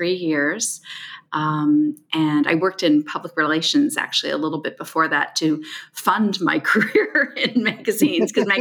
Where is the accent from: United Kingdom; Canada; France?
Canada; Toronto, Ontario; my hometown, Toronto